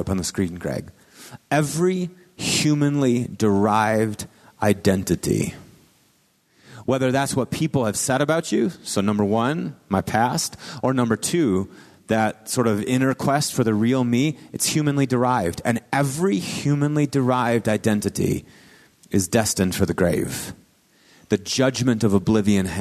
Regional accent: Marshfield, Wisconsin, United States; moved away; my hometown, Marshfield, Wisconsin

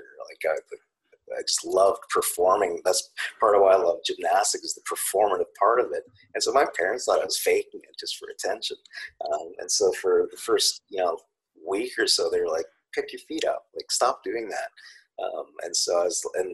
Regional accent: Canada; I'm Canadian

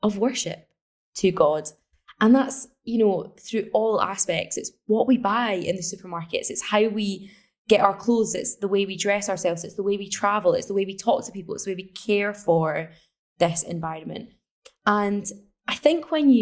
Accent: Scotland, United Kingdom; So I'm from Scotland. We don't really see the impacts of climate change here

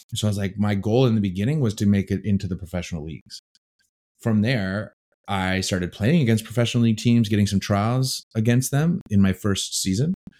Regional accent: Green Bay, Wisconsin, United States; moved away as an adult; also born or lived in Chicago / England; I grew up in Green Bay, Wisconsin.

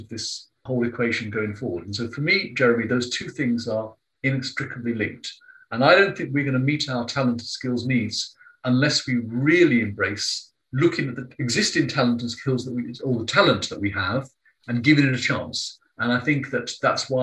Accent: London, United Kingdom; I have an Indian father, Italian mother, growing up in London.

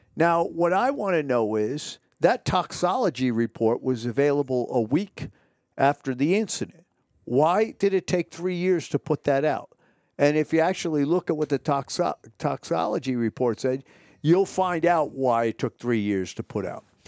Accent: Texas, United States; when I grew up in Texas

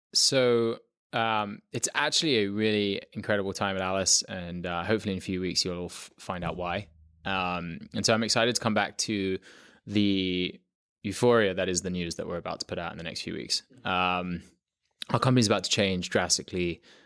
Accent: London, United Kingdom; moved away as an adult; also born or lived in south of France; now in United States; I loved growing up in London

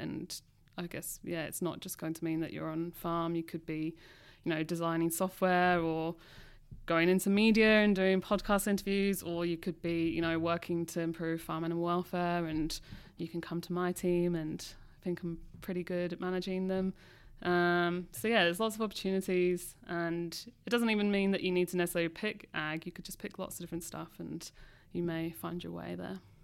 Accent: London, United Kingdom; now in Australia; growing up in London

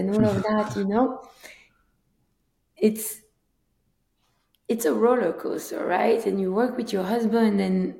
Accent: Antwerp, Flanders, Belgium; moved away as an adult; now in United States; I'm originally from Belgium, Antwerp, Belgium

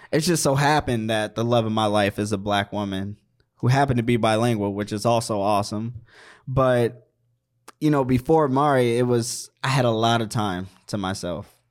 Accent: Maryland, United States; moved away; also born or lived in Virginia / Washington, D.C.; I'm from the East Coast, Maryland.

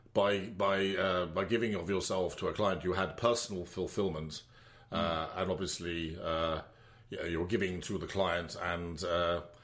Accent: Wembdon, South West England, United Kingdom; also born or lived in Cardiff; I was brought up in Wemden. My parents still live there

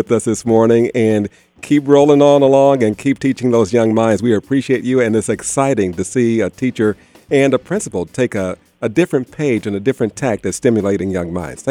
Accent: Kansas City, United States; I can remember going around the roller rink where I grew up in Kansas City

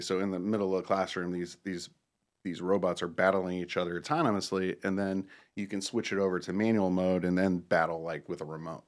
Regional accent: Akron, Ohio, United States; moved away as an adult; also born or lived in Cuyahoga Falls, Ohio; now in Charlotte, United States; I grew up in Northeastern Ohio and, uh, Akron, Ohio area and, um, graduated at Woodridge High School, Cuyahoga Falls

